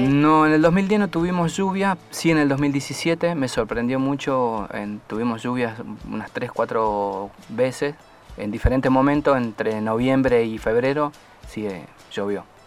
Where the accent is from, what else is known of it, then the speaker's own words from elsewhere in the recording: Argentina; como argentino y como militar